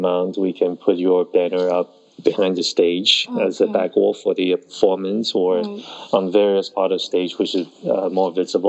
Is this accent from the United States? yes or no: no; Taiwan; born there; Yeah, I was born in Taiwan.